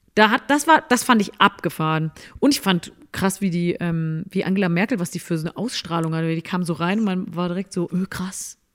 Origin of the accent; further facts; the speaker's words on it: Cologne, North Rhine-Westphalia, Germany; war ich ja auch als Kölnerin, auch waren wir im Karneval äh, viel unterwegs